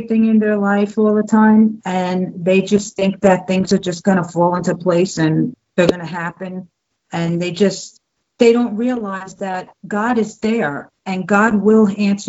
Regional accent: Jersey City, New Jersey, United States; moved away as an adult; I was born and raised Catholic in New Jersey, in Jersey City

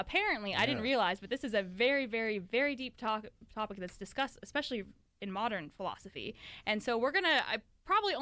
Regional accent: Florida, United States; I was born in Florida and so was my brother.

